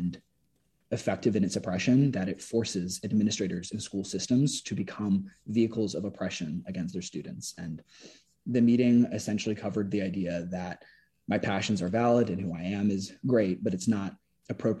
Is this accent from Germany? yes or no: no; Sarasota, Florida, United States; growing up in Sarasota